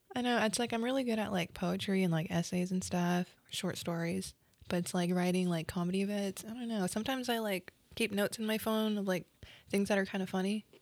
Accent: Oklahoma, United States; accent: Okie; moved away as an adult; also born or lived in Los Angeles; my Oki accent

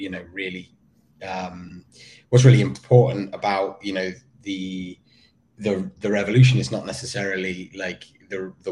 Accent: United Kingdom; I do always think it's quite ironic that I, as a as a Brit, I end up doing a lot of the rev- like you know a lot

